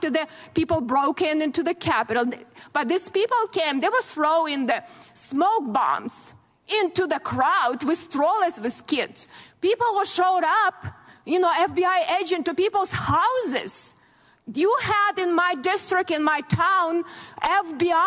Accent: Ukraine; moved away as an adult; now in United States; I grew up in very similar country, Ukraine

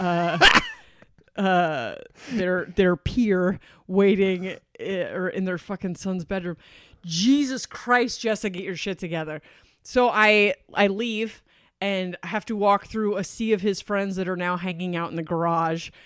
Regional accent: Delaware, United States; I'm from Delaware

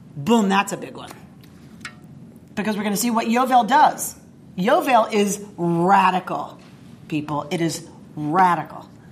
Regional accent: the South, United States; moved away; also born or lived in Duluth; I grew up in the South

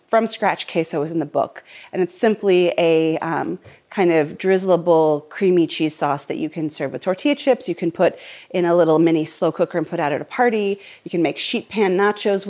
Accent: Portland, Oregon, United States; I grew up in Portland, and my dad had season tickets to the Portland State Vikings games.

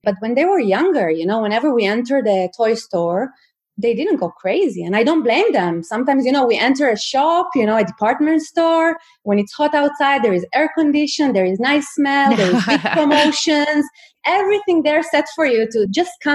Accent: Israel; now in Sweden; I'm from Israel

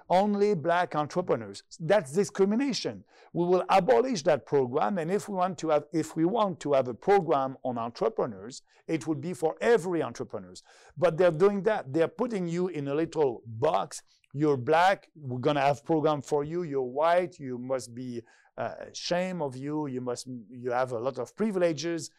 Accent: Canada; I'm proud to be Canadian

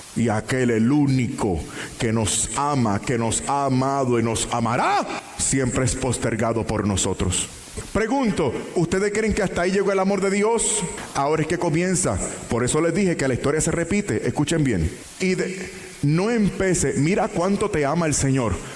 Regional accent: Puerto Rico; en mi país Puerto Rico

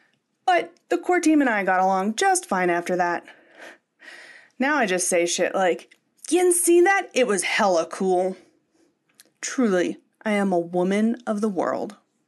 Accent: Pittsburgh, Pennsylvania, United States; moved away as an adult; also born or lived in Los Angeles; I'm from Pittsburgh, one of the greatest cities in the world. After college, though, I moved to one of the other greatest cities in the world, Los Angeles.

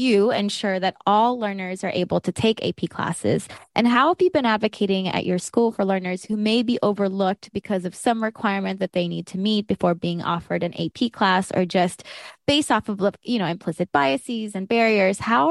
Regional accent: South Georgia, United States; I grew up in South Georgia

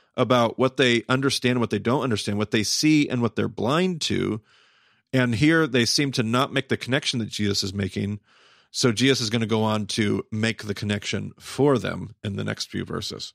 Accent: United States; Western American Christians

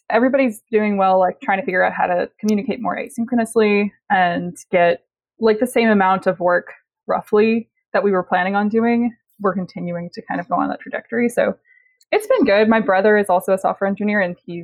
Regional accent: New Orleans, Louisiana, United States; now in Brooklyn, United States; where I'm from, New Orleans, there are coyotes now

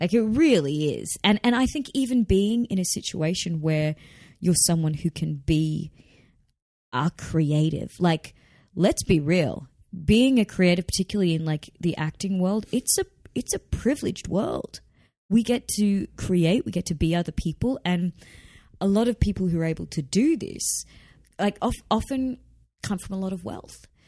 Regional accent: Australia; accent: not broad Australian; I don't have a particularly broad Australian

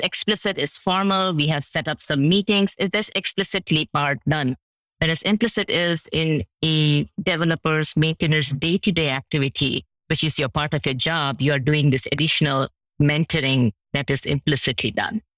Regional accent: India; now in United States; I'm from India

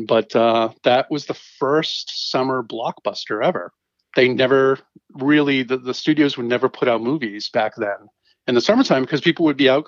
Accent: Boston, Massachusetts, United States; moved away as an adult; also born or lived in New England / New York City; now in Rhode Island, United States; I'm from the Boston area originally.

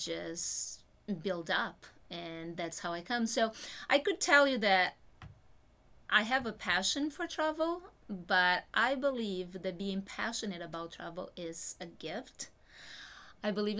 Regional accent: Brazil; moved away; I'm originally from Brazil

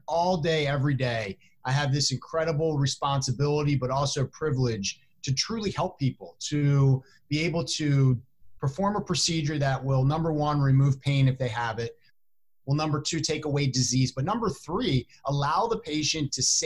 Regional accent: Chicago, Illinois, United States; within Chicago, here in my hometown

